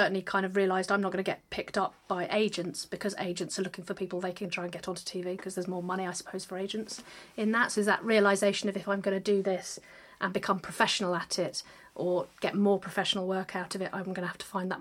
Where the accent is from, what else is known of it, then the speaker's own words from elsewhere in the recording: London, United Kingdom; I'm a Londoner and I perform in London